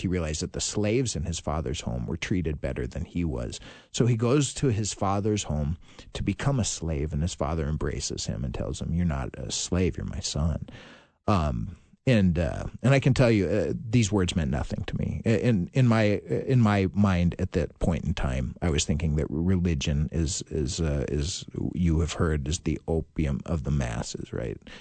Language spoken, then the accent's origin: English; Virginia, Minnesota, United States; now in Saint Louis Park, United States; I'm from Virginia, Minnesota originally